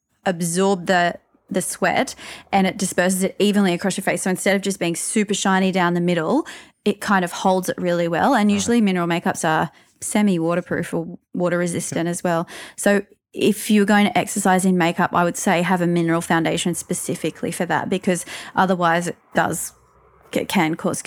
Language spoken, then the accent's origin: English; Newcastle, New South Wales, Australia; moved away; I am from Newcastle originally.